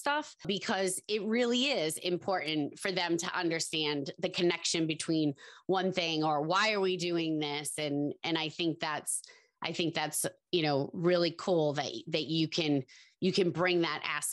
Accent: Massachusetts, United States; I was from Mass

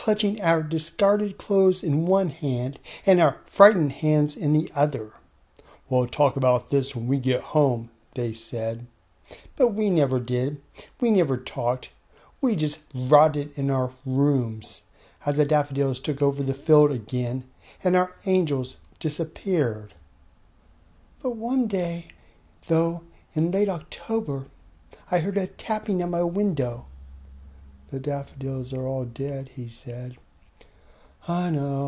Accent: Vermont, United States; I'm from Vermont

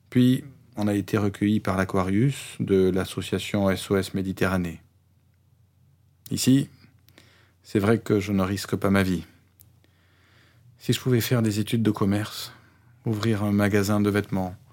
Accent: Iran; also born or lived in Afghanistan; Je suis né en Afghanistan, mais j'ai grandi en Iran. Pour venir ici, j'ai pris un bateau de la Grèce vers l'Italie.

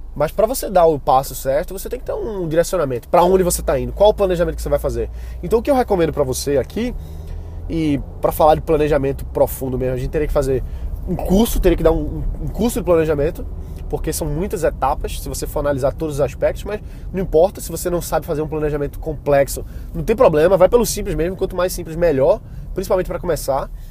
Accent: Brazil; eu sou brasileiro

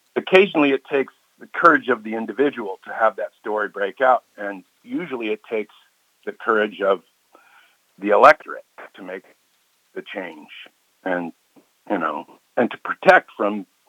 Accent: Washington, District of Columbia, United States; I was born in Washington D.C. I grew up here uh, in the '60s

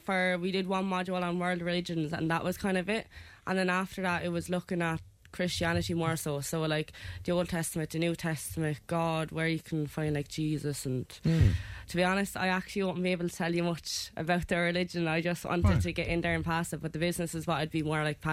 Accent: Wexford, Leinster, Ireland; moved away as an adult; now in Thurles, Ireland; I'm 22. I'm from Wexford.

